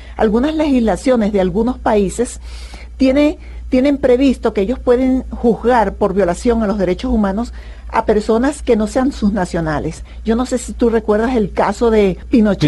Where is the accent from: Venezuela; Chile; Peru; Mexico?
Venezuela; mi país